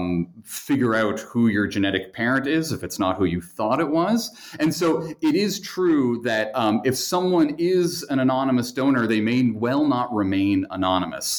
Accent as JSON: {"language": "English", "town": "Kingston", "region": "Ontario", "country": "Canada", "tie": "born or raised there", "also_born_or_lived": "Montreal, Canada / Chicago, United States", "moved": "as an adult", "lives_now": "Northfield, United States", "said": "I was born in Canada, in Kingston, Ontario, which is on the eastern edge of Lake Ontario"}